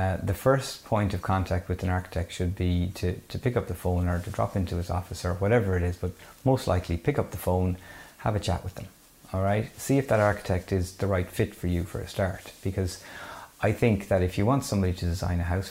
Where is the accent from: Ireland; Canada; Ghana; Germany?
Ireland; Mayo, Connacht; I'm from Mayo